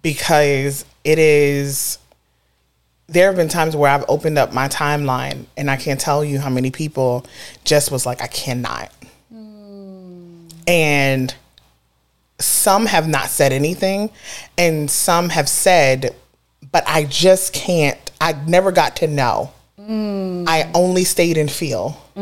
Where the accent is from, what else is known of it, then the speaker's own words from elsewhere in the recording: Brooklyn, New York, United States; I'm from Brooklyn.